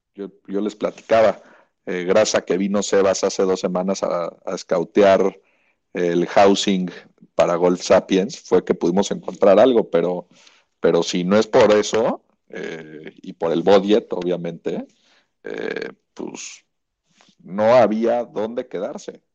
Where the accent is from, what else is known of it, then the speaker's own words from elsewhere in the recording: Mexico; era de México